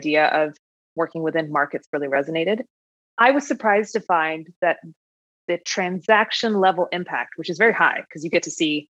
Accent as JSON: {"language": "English", "region": "New York", "country": "United States", "said": "And as a New Yorker, that's a hard thing to come by."}